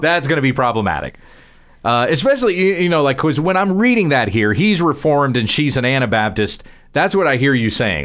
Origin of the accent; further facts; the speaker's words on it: Texas, United States; I'm speaking as a Texan. We're here in the state of Texas